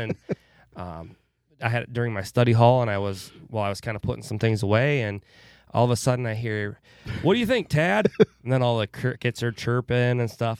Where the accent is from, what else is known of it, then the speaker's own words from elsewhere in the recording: Winthrop, United States; I grew up in Winthrop